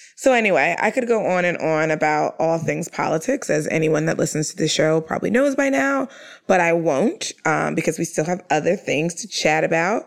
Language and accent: English; New York, United States; I'm a New Yorker